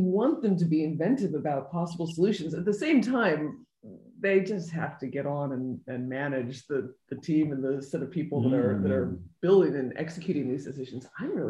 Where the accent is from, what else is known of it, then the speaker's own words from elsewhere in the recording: United States; moved away; I am an American